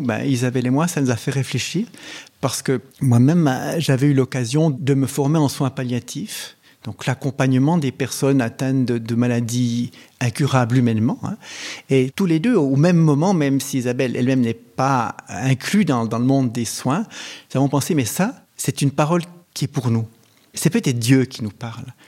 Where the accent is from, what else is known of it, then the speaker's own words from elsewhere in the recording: Switzerland; chez nous en Suisse